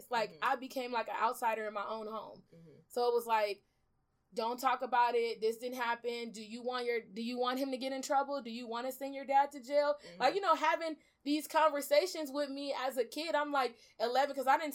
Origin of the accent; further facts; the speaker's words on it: Los Angeles, California, United States; also born or lived in Belize; I'm originally from Belize. I was born there, and I came to California to South Central with my mom mm-hmm. when I was about three years old, almost turning four.